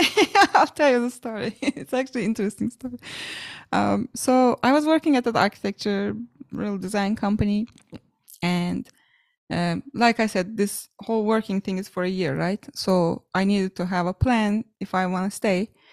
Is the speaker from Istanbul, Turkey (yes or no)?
no; Ankara, Turkey; a university in my hometown, Ankara, called Hacettepe